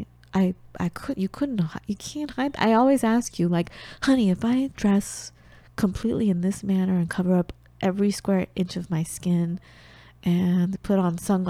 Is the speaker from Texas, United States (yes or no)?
no; Los Angeles, California, United States; accent: American; growing up in the United States